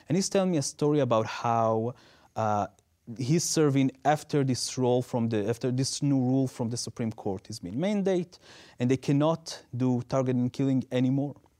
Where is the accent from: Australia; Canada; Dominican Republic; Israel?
Israel; English is a second language; moved away; growing up in Israel